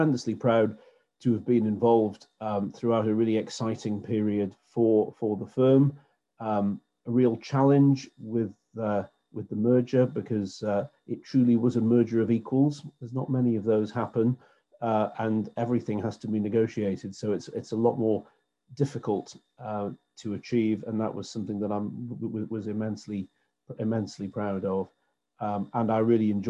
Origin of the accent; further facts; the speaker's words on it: Newcastle upon Tyne, North East England, United Kingdom; I was born and brought up in Newcastle, and I have lived here all of my life